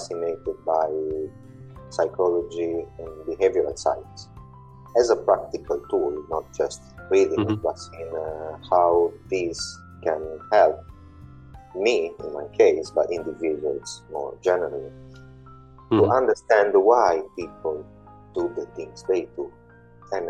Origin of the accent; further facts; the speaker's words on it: Italy; now in London, United Kingdom; I do live in London in the UK, and I was born in Italy almost 40 years ago